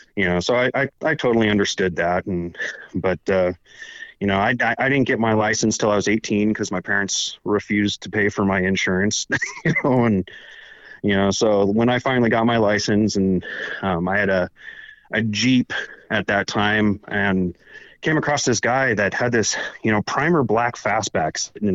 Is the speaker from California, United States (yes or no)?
yes; Palmdale, California, United States; I grew up in Palmdale, California